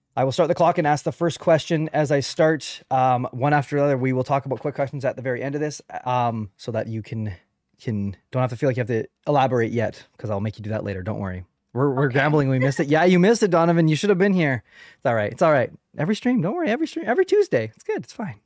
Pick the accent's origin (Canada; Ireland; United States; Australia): Canada; I am a Canadian podcaster